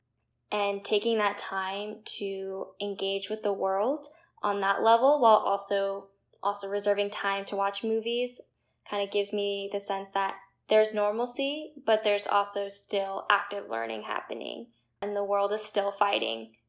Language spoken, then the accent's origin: English; Princeton, New Jersey, United States; Growing up in Princeton